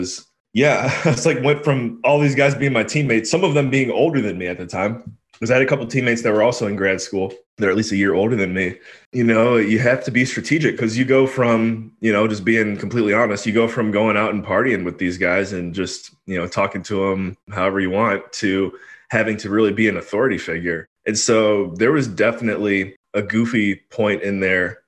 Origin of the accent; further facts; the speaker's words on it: Cleveland, Ohio, United States; moved away as an adult; also born or lived in Washington, D.C.; I'm from Cleveland